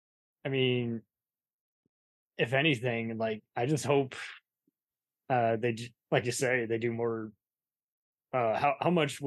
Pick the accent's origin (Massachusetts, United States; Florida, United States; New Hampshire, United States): Massachusetts, United States; Boston; I don't know. I'm only from Boston.